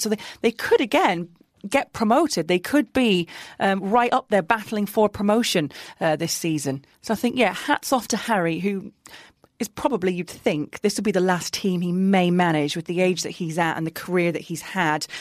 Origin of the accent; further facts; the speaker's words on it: Middlesbrough, North East England, United Kingdom; moved away; Middlesbrough, my hometown team, when I was working in the North East covering local football